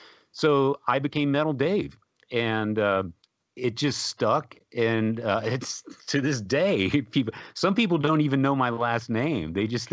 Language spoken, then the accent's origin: English; San Antonio, Texas, United States; now in Austin, United States; They're from San Antonio, which is my hometown, and I was friends with the guys. So I just moved to Austin.